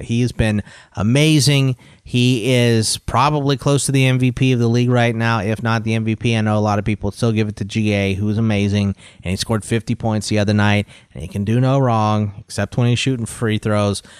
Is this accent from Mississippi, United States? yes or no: no; Houston, Texas, United States; My mom's from Houston, and I'm from Houston